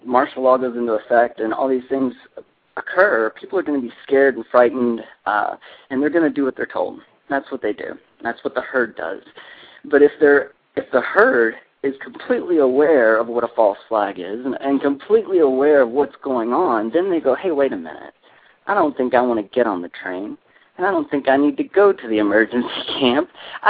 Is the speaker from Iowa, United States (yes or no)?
yes; Iowa, United States; You know, I came from Iowa, and those people weather heavy storms in the winter.